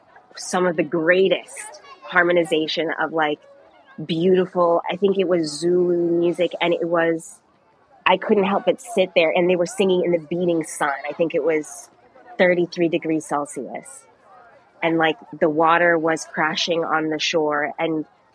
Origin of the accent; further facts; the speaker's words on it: Kenya; growing up in Kenya, I would always be on like the receiving end of groups of predominantly white people coming into like Jomo Kenyatta Airport when like I'm coming to see my family